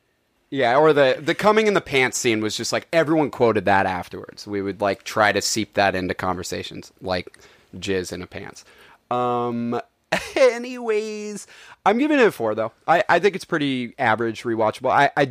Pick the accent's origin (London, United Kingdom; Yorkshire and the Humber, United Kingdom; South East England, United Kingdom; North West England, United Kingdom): London, United Kingdom; It's like, I am from London.